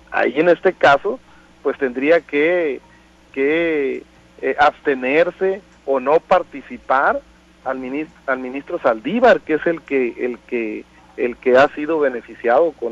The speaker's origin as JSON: {"language": "Spanish", "country": "Mexico", "said": "yo creo que como un mexicano con principios"}